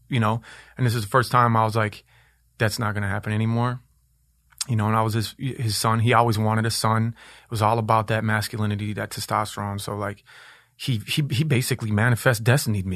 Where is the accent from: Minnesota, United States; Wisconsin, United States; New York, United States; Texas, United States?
Minnesota, United States; Minneapolis; I was born in Minneapolis uh, in Powderhorn which was like a super super hood place in the in the in the uh, 80s and 90s.